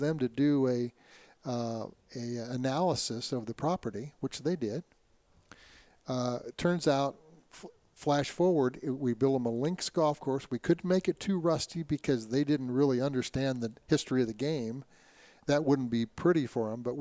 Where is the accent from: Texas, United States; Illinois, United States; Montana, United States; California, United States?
Illinois, United States; Quincy; I grew up in Quincy, Illinois, about 4 hours away